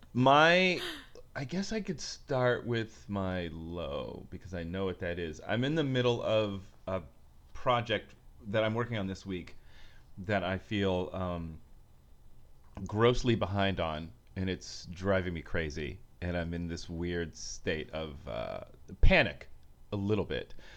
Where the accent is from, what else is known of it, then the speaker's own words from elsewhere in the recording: Bay Area, California, United States; moved away as an adult; also born or lived in San Francisco / New York; now in Los Angeles, United States; I'm from the Bay Area.